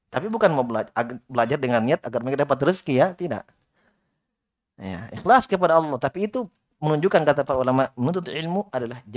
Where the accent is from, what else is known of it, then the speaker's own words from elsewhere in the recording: Sulawesi, Indonesia; seperti teman-teman dari Jawa dulu di Yaman kalau dengar kita orang Sulawesi berbicara, mereka pusing.